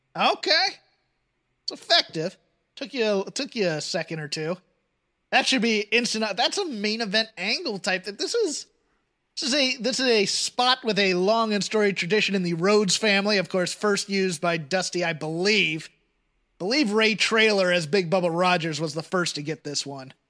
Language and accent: English; United Kingdom; now in United States; as a Brit